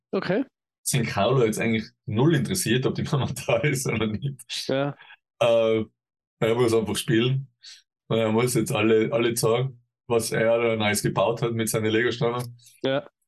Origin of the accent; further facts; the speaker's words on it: Tyrol, Austria; bei uns in Tirol sagt man, Dramhappet ist